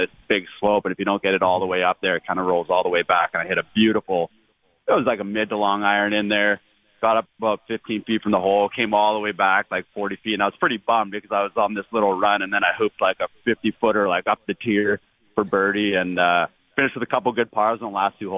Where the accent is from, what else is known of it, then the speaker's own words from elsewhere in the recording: Canada; yeah, I know, but I grew up wearing a toque all the time